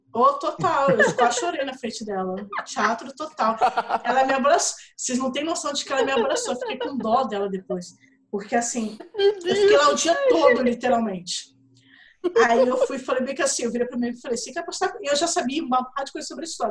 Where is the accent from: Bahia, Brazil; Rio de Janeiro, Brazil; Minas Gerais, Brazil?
Rio de Janeiro, Brazil; eu sou do Rio, você tá vendo meu sotaque, eu sou do Rio